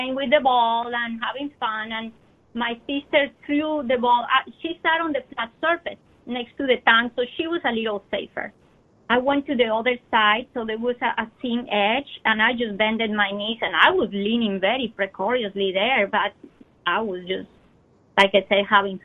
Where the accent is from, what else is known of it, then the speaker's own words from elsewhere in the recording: Bogotá, Colombia; moved away; I was born in Colombia, I come from hot weather country. But Bogota is high up in the Andes.